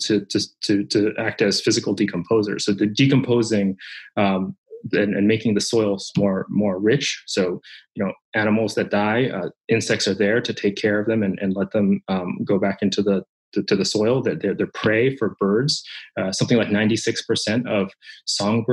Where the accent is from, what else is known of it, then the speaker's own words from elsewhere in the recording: Japan; moved away; when I was a child growing up in Japan. I'm Japanese